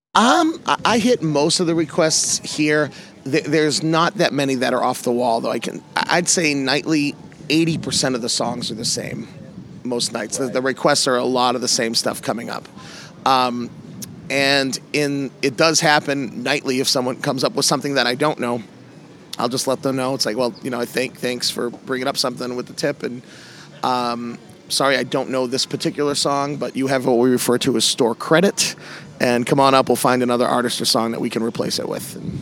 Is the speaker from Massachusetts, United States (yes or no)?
yes; Massachusetts, United States; I'm from the Northeast. I'm from Massachusetts